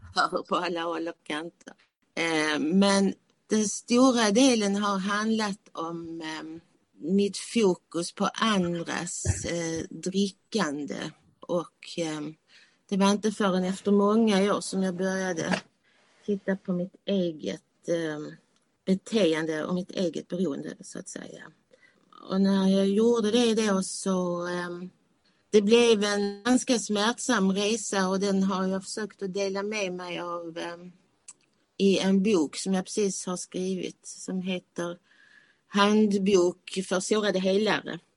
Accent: Malmö, Skåne, Sweden; moved away as an adult; now in Sölvesborg, Sweden; jag kommer från Malmö, som ni kanske hör

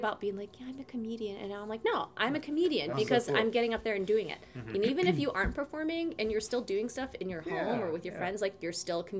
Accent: Chicago, Illinois, United States; I am from Chicago. And if you've heard of Chicago or you're from there, then you'll say, oh, but are you really from Chicago? And I'll say, well, I'm really from a suburb of Chicago.

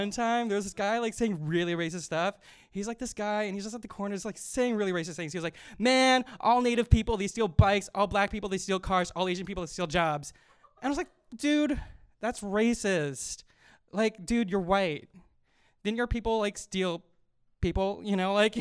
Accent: Winnipeg, Manitoba, Canada; I'm from Winnipeg, Manitoba

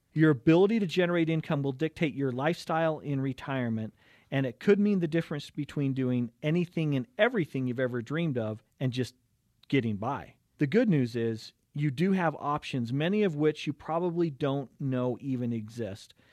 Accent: Cottonwood Heights, Utah, United States; growing up in Cottonwood Heights today. Wonderful area to grow up

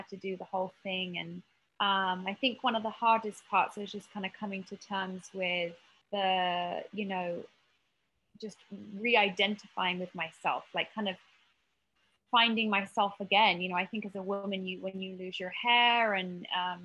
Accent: United Kingdom; moved away as an adult; also born or lived in Marina Del Rey, United States; now in United States; I grew up just outside of London

